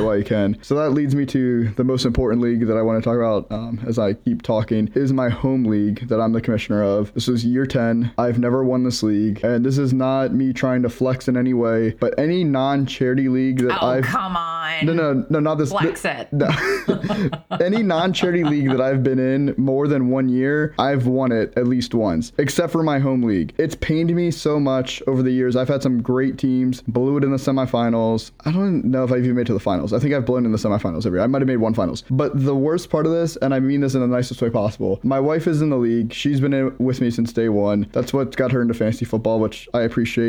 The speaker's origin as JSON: {"language": "English", "region": "Maryland", "country": "United States", "said": "I'm from Maryland."}